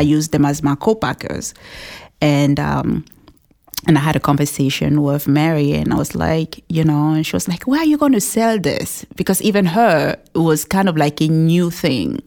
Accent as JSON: {"language": "English", "country": "Cameroon", "tie": "born or raised there", "second_language": "English", "moved": "as an adult", "lives_now": "New Hampshire, United States", "said": "we grew up together in Cameroon."}